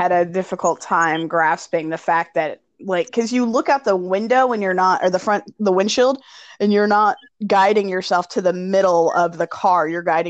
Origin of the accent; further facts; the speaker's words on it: North Carolina, United States; moved away; my home state of North Carolina